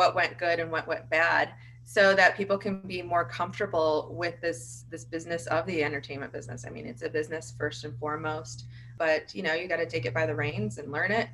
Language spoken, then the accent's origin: English; Michigan, United States; also born or lived in Los Angeles / New York; now in Austin, United States; where I grew up in Michigan, with really nice people